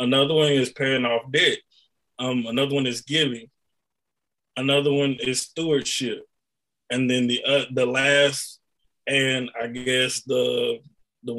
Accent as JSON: {"language": "English", "town": "Beaumont", "region": "Texas", "country": "United States", "tie": "born or raised there", "said": "I was born and raised in Beaumont"}